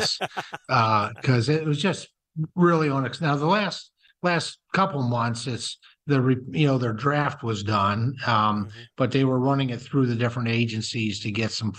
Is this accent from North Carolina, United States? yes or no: no; Pennsylvania, United States; my home state of Pennsylvania